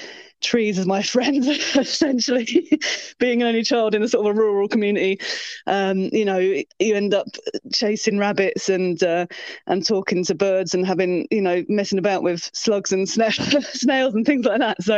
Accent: Sussex, South East England, United Kingdom; now in South Wales, United Kingdom; I'm from Sussex originally, but I'm currently in South Wales

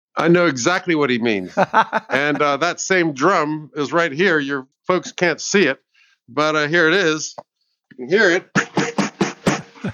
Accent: United States; now in England; I'm American.

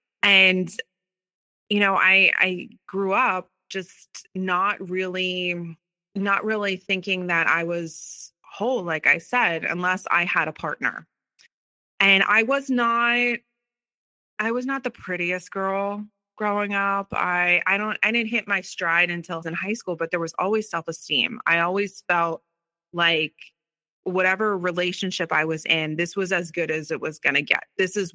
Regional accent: Philadelphia, Pennsylvania, United States; Yeah, so I grew up right outside of Philadelphia, born and raised.

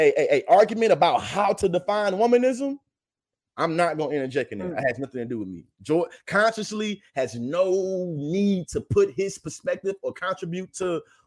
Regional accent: the South, United States; My grandfather, I'm a Southerner.

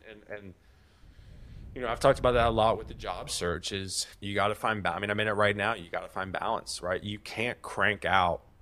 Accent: Virginia, United States; I grew up trout fishing in the Roanoke Valley with with my grandfather.

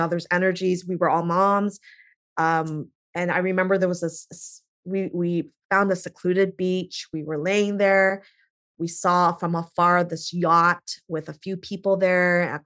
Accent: Canada; now in United States; I'm Canadian.

